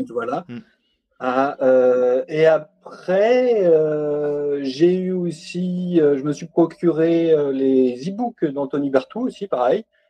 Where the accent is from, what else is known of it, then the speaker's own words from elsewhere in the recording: Normandy, France; now in Besançon, France; je suis normand, j'habite en ce moment à Besançon